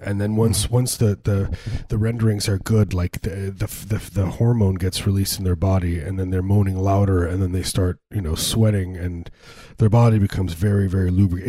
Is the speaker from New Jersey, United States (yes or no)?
no; suburbs of Chicago, Illinois, United States; I grew up, you know, in the suburbs of Chicago, deep suburbs, pretty small place.